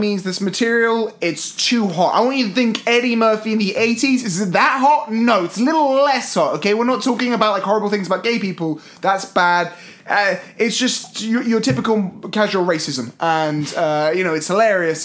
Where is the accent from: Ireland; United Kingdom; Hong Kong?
United Kingdom; as a British kid.